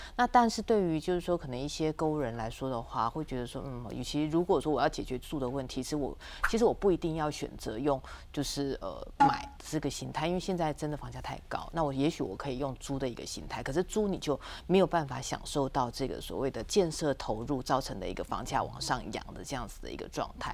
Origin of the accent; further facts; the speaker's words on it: Taipei, Taiwan; 因为我是台北人